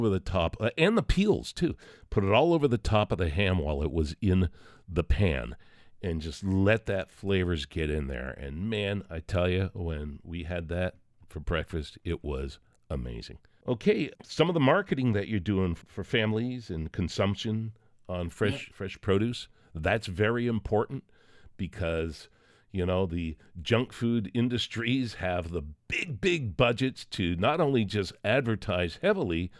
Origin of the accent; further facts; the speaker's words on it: United States; I'm American.